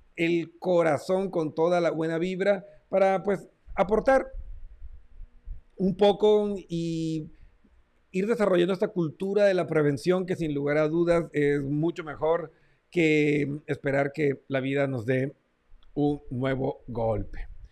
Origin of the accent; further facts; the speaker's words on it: Colombia; mi tierra natal, Colombia